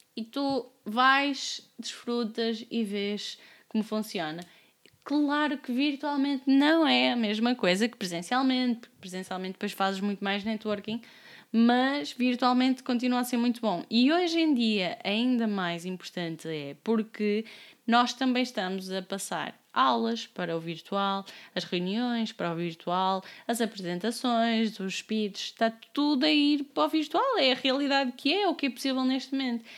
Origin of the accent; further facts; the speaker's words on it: Amarante, Norte, Portugal; also born or lived in Braga; now in Lisbon, Portugal; tenho pronúncia, eu sou de Amarante, vivi nove anos em Braga, agora estou em Lisboa